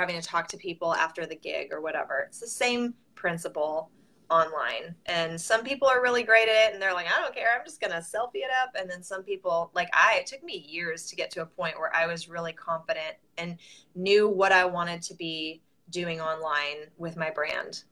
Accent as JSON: {"language": "English", "region": "Southern California", "country": "United States", "moved": "as an adult", "lives_now": "Nashville, United States", "said": "I'm from Southern California originally. I moved to Nashville 14 years ago"}